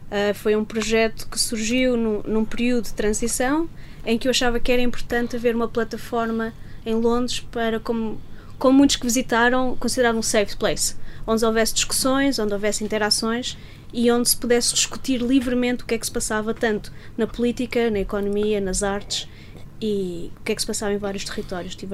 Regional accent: South Africa; now in Portugal; Vim da África do Sul para Portugal.

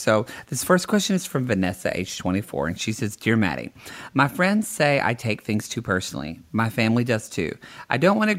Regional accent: the South, United States; I'm from the South, so yeah. I can say that. But no, because not all Southern people are dumb.

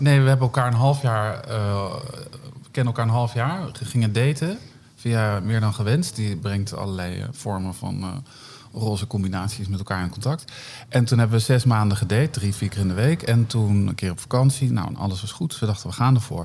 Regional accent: Northeast Groningen, Netherlands; Ik kom uit Noordoost-Groningen, heel klein dorpje

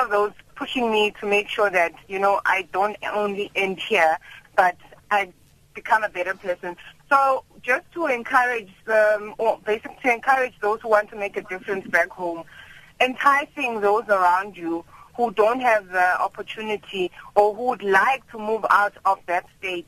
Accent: Mjindini, Mpumalanga, South Africa; I come from Mjindini in Mpumalanga, and after my grandfather passed away, my dad encouraged us to go and stay with my grandmother in Gopisi, further down, closer to after Malelane.

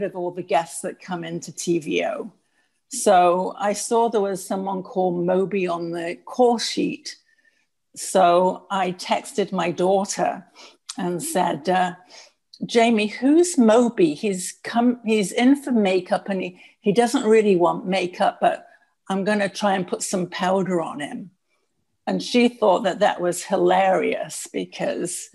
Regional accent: Manchester, North West England, United Kingdom; now in Canada; he was born in the Manchester area where I was

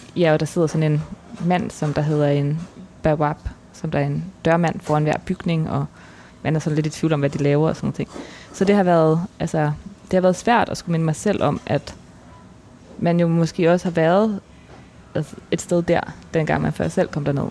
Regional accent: Denmark; also born or lived in Cairo, Egypt; jeg kommer fra Danmark

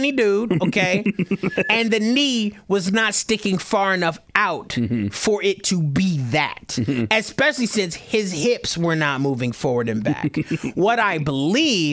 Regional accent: Detroit, Michigan, United States; I'm black, born and raised in Detroit.

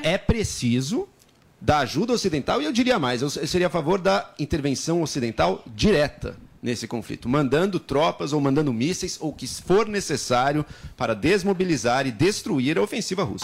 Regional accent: Brazil; nossa, enquanto brasileiros

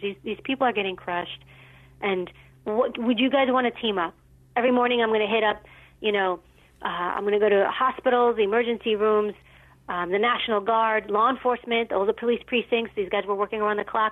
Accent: New York City, New York, United States; I grew up in New York City and uh, in a, a rougher area

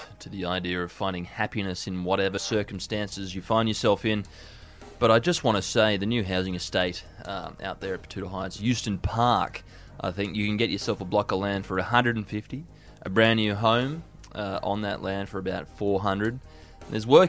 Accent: Hong Kong; I know that when I was growing up in Hong Kong, we referred to them as potato pucks.

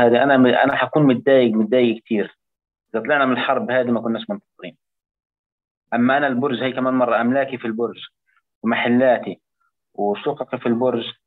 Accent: Palestine; واحنا من فلسطين

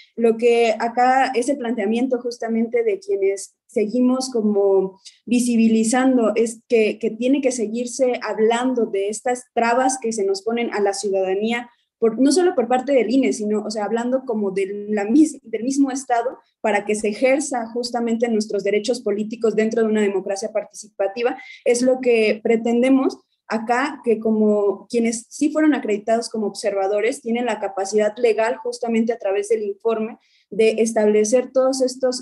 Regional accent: Guerrero, Mexico; Yo soy de Guerrero y el otro compañero también promovente, Omar, somos de Guerrero

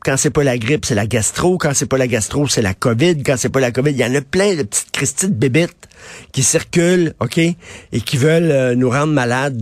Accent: Quebec, Canada; on est tous des Québécois

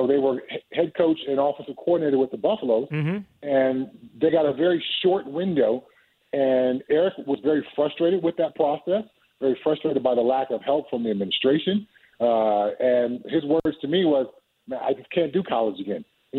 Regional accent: California, United States; I grew up in Southern California, and I caught snakes and lizards and frogs in my backyard all the time as a kid.

